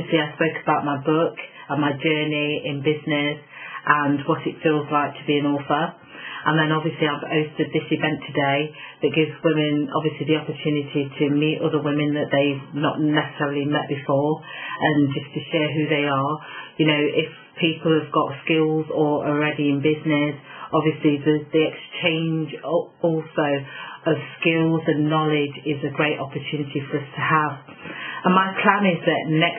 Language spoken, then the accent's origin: English; Nottingham, East Midlands, United Kingdom; Nottingham because that's obviously my hometown